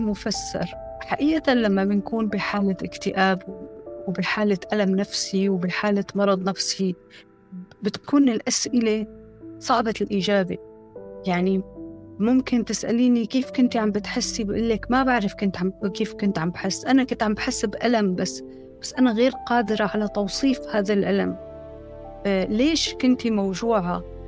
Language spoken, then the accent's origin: Arabic; Syria; moved away as an adult; also born or lived in Turkey; now in France